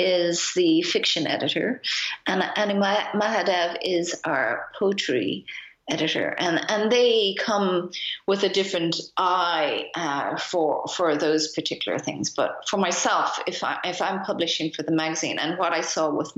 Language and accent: English; Ireland; now in Berlin, Germany; I'm Irish. I mean, my parents are Japanese, but I grew up in Ireland.